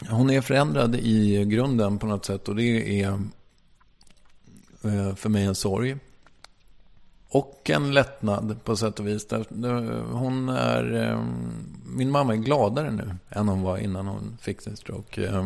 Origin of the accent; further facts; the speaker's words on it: Strängnäs, Södermanland, Sweden; also born or lived in Malmö; Jag kommer från Strängnäs och där pratar man ju lite mer så här som